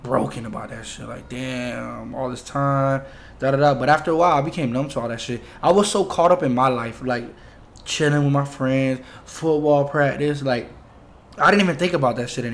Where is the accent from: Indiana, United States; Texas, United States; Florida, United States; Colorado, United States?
Florida, United States; also born or lived in New York; We're from Florida.